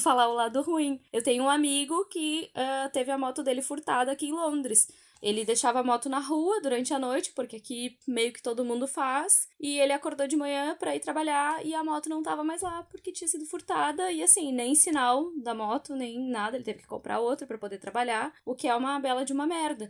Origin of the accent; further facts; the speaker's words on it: Brazil; moved away as an adult; now in London, United Kingdom; eu sou brasileira, brasileira, e eu sempre vou ser brasileira